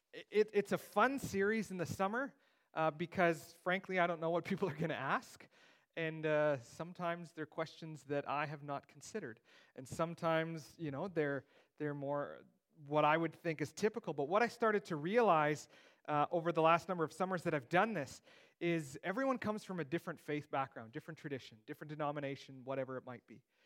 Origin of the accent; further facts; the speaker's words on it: Steinbach, Manitoba, Canada; I grew up in Steinbach. It's the Mennonite Mecca of the world